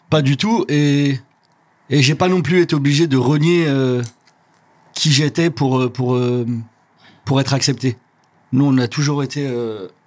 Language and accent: French; Rabat-Salé-Kénitra, Morocco; Ouais, vers Rabat, mais à un petit, une petite ville à une trentaine de kilomètres de Rabat.